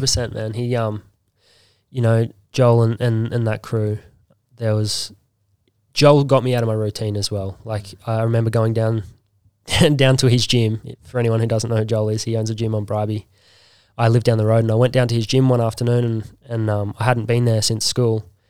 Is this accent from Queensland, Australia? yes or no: yes; Bribie Island, Queensland, Australia; I grew up on Bribey